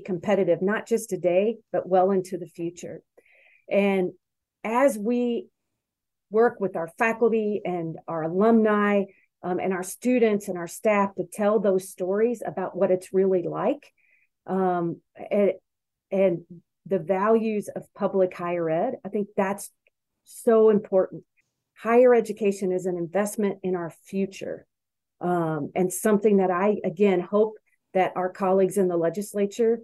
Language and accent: English; Louisville, Kentucky, United States; now in Wisconsin, United States; where I grew up in Louisville, Kentucky